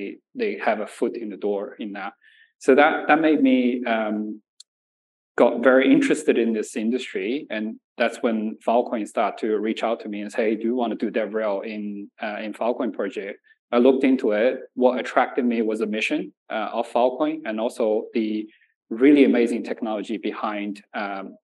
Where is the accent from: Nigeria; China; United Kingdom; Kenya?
China; Nanjing, Jiangsu; also born or lived in Shanxi; now in Australia; I was born in Shanxi and raised in Nanjing.